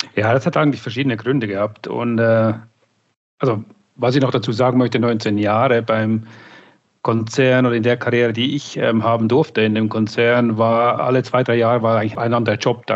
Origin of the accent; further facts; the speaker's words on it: Switzerland; moved away; ich komme ursprünglich aus der Schweiz, bin seit 18 Jahren on the road sozusagen